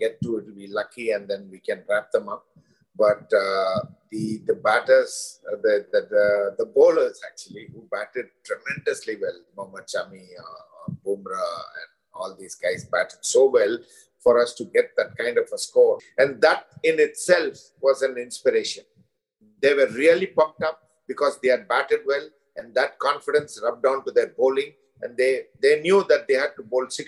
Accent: India; as an Indian, and more so as an Indian coach

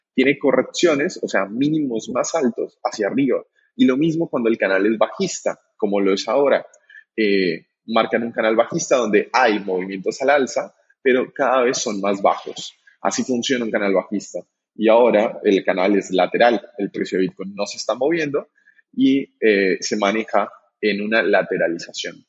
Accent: Colombia; now in Argentina; Aquí en, en Argentina es donde me encuentro. Yo soy colombiano

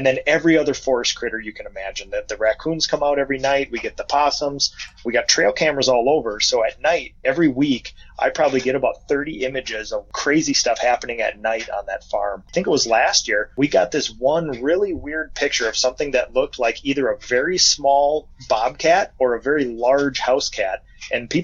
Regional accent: Minnesota, United States; We have a little hobby farm outside of my hometown, and it's basically a mini biome with a biome of Minnesota

